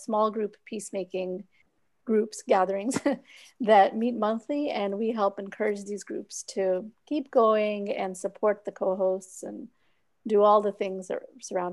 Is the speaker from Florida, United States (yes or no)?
yes; Orlando, Florida, United States; also born or lived in Pakistan / Pennsylvania / Virginia; I was born in Pakistan. I came here when I was about 3 years old. And then we used to live up north, Pennsylvania, Virginia. And then when I was 8, I moved to Orlando. And I've lived here since then